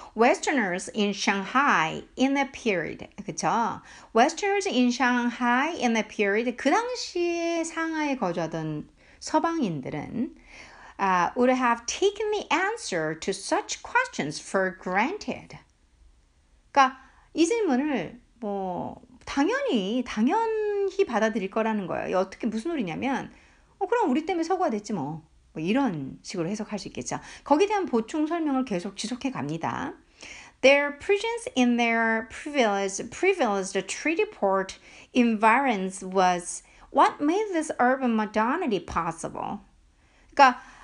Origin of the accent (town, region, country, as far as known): South Korea